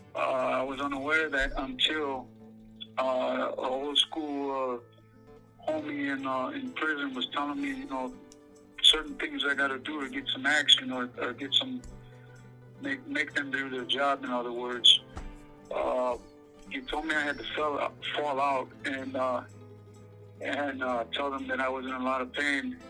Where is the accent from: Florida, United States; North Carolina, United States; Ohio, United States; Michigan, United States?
Michigan, United States; Detroit; I'm from Southwest Detroit, Michigan.